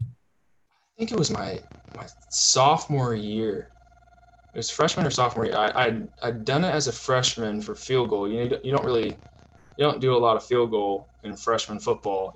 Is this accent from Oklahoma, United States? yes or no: yes; Tulsa, Oklahoma, United States; also born or lived in Houston, Texas / New Jersey; I grew up mostly in Tulsa, you know, private school kid from Tulsa, Oklahoma